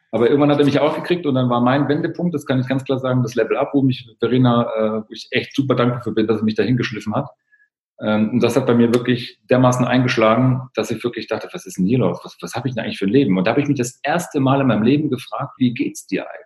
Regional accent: East Germany, Germany; Ich bin im Osten aufgewachsen, das war so ein Muster, was ich kenne, aber mir ist es nie aufgefallen.

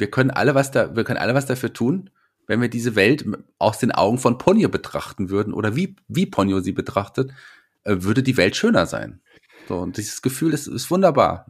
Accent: Fulda, Hesse, Germany; hier bei uns in Fulda? Da kommen wir her

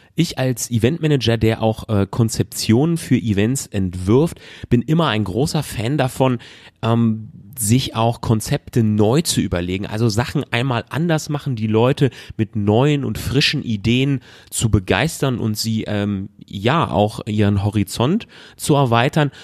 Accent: North Rhine-Westphalia, Germany; ich komme aus NRW

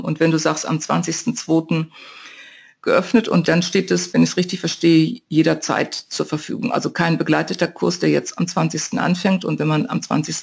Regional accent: North Rhine-Westphalia, Germany; moved away; In meiner Heimat zumindest sagte man das, in meiner westfälischen

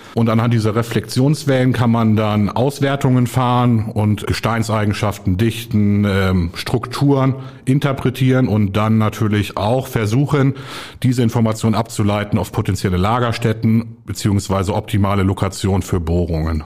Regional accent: Celle, Lower Saxony, Germany; moved away as an adult; Ich komme ursprünglich aus der Region Celle bei Hannover, habe dort 2007 mein Abitur gemacht

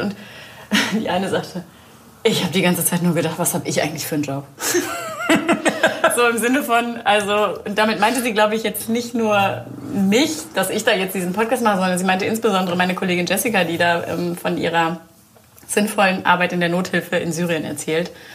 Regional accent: Soest, North Rhine-Westphalia, Germany; born or raised there

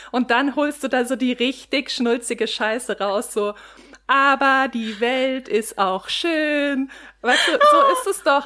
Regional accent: Germany; wir sind so als Deutsche

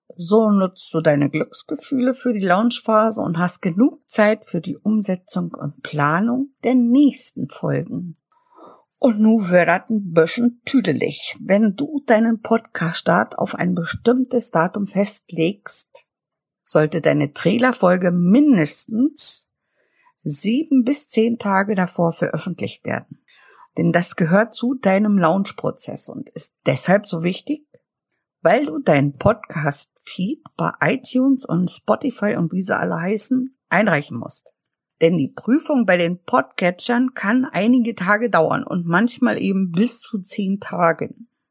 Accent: Mecklenburg-Vorpommern, Germany; ich komme aus Mecklenburg und liebe die plattdeutsche Sprache

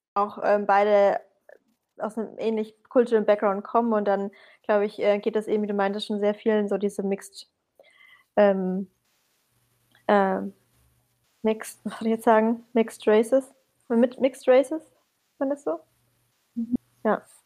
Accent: Syria; moved away; ich bin aus Syrien

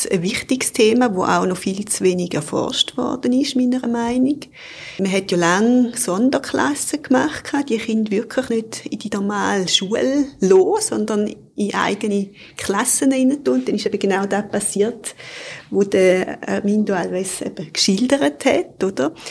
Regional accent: Eastern Switzerland, Switzerland; Und ich bin jetzt zum Beispiel in der Ostschweiz aufgewachsen, so in einem Dorf von 3000 Einwohnern. Ich bin auch Ende der 70er Jahre auf die Welt gekommen.

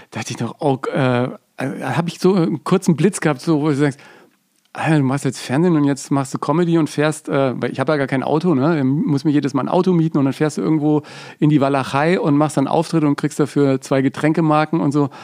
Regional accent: Bavaria, Germany; accent: Franconian; Die hat mir meinen ganzen fränkischen Dialekt rausgeknechtet und das war natürlich auch

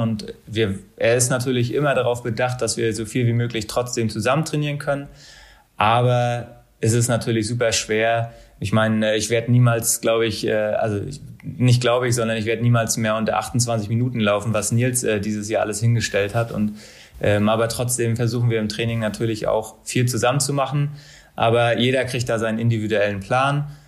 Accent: Mecklenburg-Vorpommern, Germany; moved away as an adult; also born or lived in Bochum; auch wenn ich meine Heimat und auch mein Leben nach dem Sport in Mecklenburg sehe

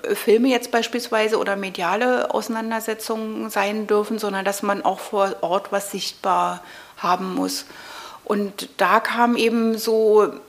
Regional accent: Berlin, Germany; ich bin hier im Prenzlauer Berg {S255} äh, {S1} aufgewachsen, also ja, ich bin in, in Mitte geboren, aber sofort am Tag meiner Geburt wieder in den Prenzlauer Berg zurück.

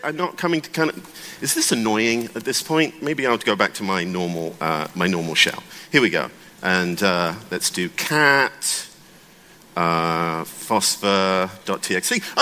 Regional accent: United Kingdom; now in United States; I'm British, um, and I'm actually based in the United States.

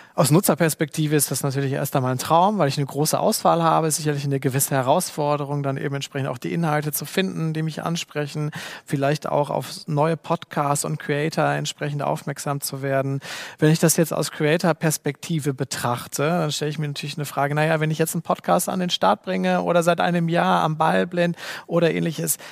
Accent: Germany; bei uns in Deutschland

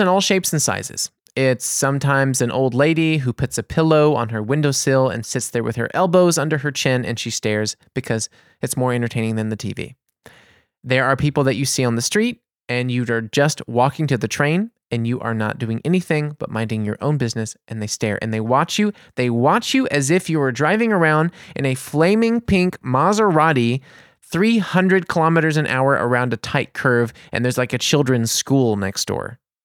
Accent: New Orleans, Louisiana, United States; now in Germany; I'm American. I'm from New Orleans

